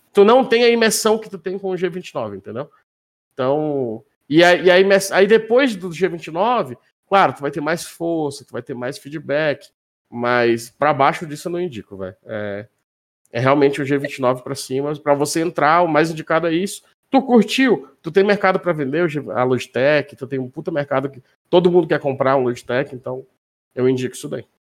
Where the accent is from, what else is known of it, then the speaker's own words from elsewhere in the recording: Manaus, Amazonas, Brazil; moved away as an adult; now in Minas Gerais, Brazil; eu sou de Manaus